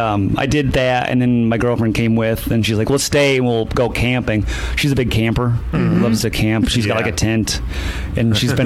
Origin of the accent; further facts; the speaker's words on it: Holly, Michigan, United States; moved away as an adult; also born or lived in Chicago, Illinois; now in New York, United States; I grew up in Michigan, but I grew up like... south of Flint, but it's like back roads, dirt roads in the woods.